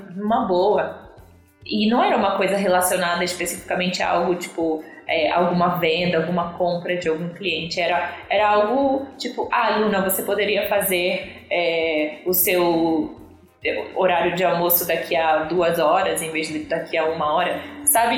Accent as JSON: {"language": "Portuguese", "country": "Brazil", "also_born_or_lived": "South Africa", "said": "eu venho lá do Brasil"}